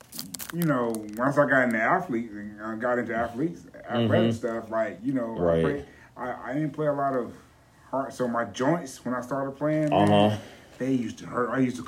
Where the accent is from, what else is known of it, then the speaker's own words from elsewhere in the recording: Alabama, United States; moved away; also born or lived in Georgia; I was born in Alabama